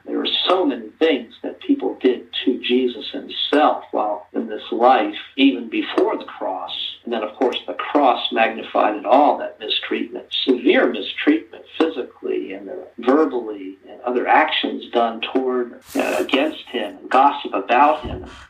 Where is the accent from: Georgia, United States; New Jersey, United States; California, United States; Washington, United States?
New Jersey, United States; I grew up in New Jersey along the coast, in the, in the New Jersey shore.